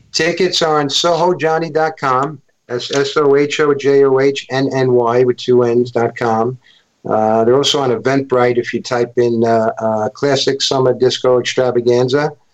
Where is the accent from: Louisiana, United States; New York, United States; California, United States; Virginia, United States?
New York, United States; New York City; also born or lived in Bronx; I was born in uh, in Manhattan, and I was brought up uh, my early youth in Stuyvesant Town